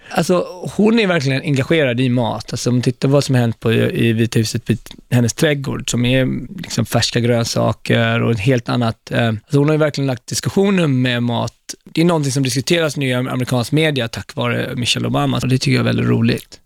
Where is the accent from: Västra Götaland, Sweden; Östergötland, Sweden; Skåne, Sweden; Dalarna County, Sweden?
Västra Götaland, Sweden; Gothenburg; moved away as an adult; also born or lived in Ethiopia; now in New York, United States; Jag växte inte upp i Stockholm, jag växte upp i Göteborg.